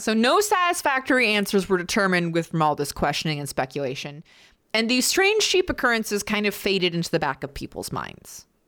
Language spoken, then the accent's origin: English; United States; I'm American.